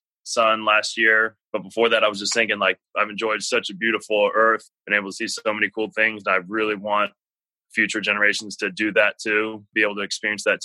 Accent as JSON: {"language": "English", "town": "Cincinnati", "region": "Ohio", "country": "United States", "tie": "born or raised there", "also_born_or_lived": "Chicago, Illinois", "said": "I'm originally from Cincinnati, Ohio. Wasn't born there. I was born in Chicago, moved all over the country for my first 8 years of life, but then we settled here"}